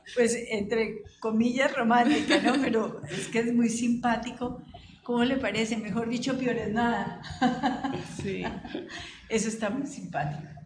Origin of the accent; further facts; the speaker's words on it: Cali, Valle del Cauca, Colombia; moved away as an adult; viví tantos años por fuera de Cali que cuando yo me fui de Cali, la Topa Tolondra no existía